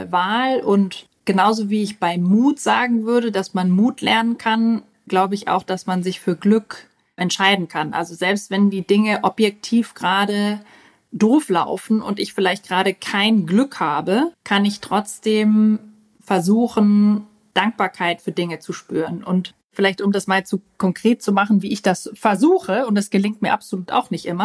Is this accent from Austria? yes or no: yes; Austria; Ja, ich weiß, ich klinge wie Hannover, aber ich bin eigentlich Österreicherin und bin mit zwei ganz extremen österreichischen Dialekten aufgewachsen und habe mich dann irgendwie für Hochdeutsch entsc